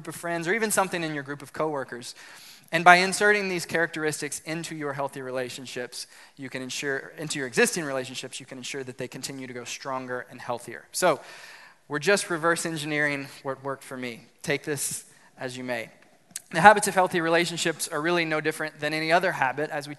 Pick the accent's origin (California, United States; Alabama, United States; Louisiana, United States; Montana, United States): Louisiana, United States; South; I grew up in South Louisiana